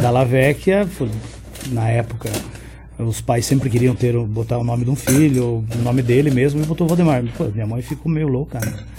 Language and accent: Portuguese; Paraná, Brazil; eu sou aqui do, do Paraná